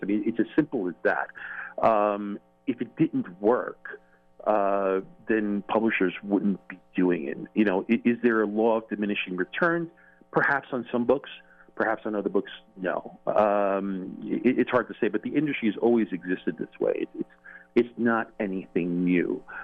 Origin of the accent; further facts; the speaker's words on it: New York, United States; being a New Yorker